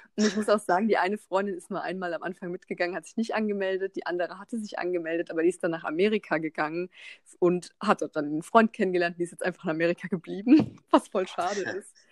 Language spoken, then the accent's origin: German; Mannheim, Baden-Württemberg, Germany; ich bin ja aus Mannheim